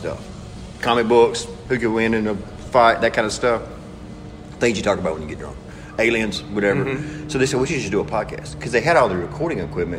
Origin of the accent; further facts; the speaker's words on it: West Point, Mississippi, United States; moved away; also born or lived in Amory, Mississippi; I was in West Point. I grew up in West Point.